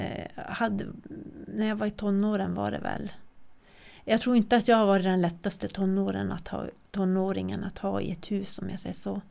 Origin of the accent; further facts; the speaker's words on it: Kiruna, Norrbotten County, Sweden; jag är född och uppvuxen här